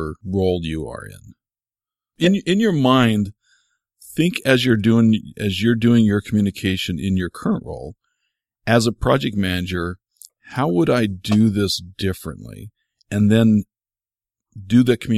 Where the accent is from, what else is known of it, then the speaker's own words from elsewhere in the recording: United States; as an American